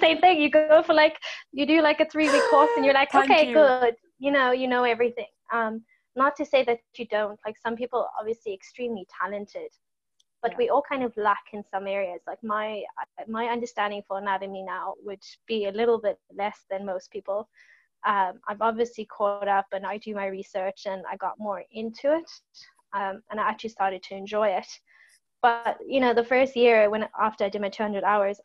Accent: South Africa; moved away as an adult; now in Ireland; went back to South Africa

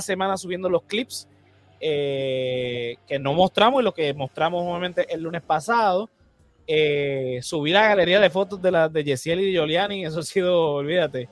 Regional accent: Puerto Rico; nosotros los puertorriqueños no nos sabemos defender, porque aquí en Puerto Rico nos han borrado la historia

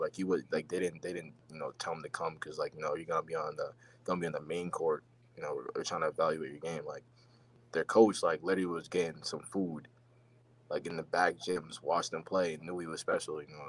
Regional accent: New England, United States; I mean, I think growing up in New England, like, everyone just sees greatness

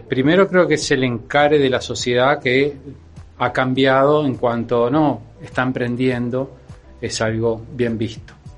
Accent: Uruguay

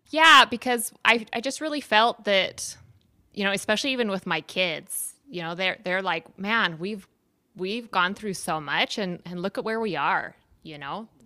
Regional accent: San Diego, California, United States; moved away as an adult; also born or lived in Utah / Puerto Rico; now in El Salvador; I was born in Utah and kind of moved around a little bit, but I spent the majority of my, my, my time in San Diego

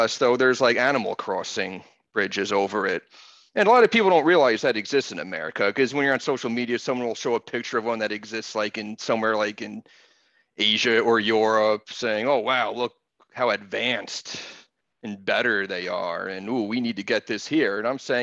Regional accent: New Jersey, United States; moved away; where I grew up in New Jersey in the 80s

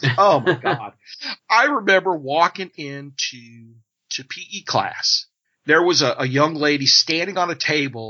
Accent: Illinois, United States; I grew up in Illinois

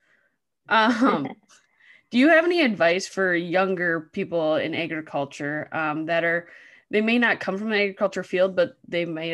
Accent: North Dakota, United States; I lived 2 miles from Canada growing up.

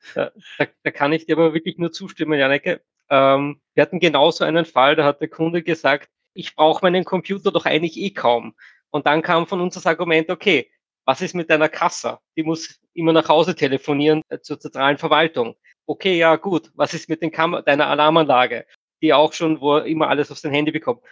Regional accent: Austria; bei uns in Österreich

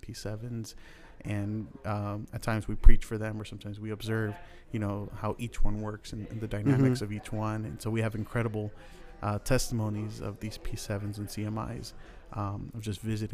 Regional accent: Los Angeles, California, United States; I am originally from the San Fernando Valley in L.A.

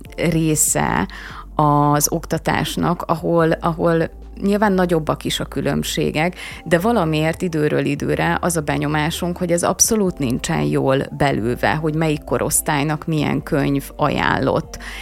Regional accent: Hungary; mint magyar állampolgár

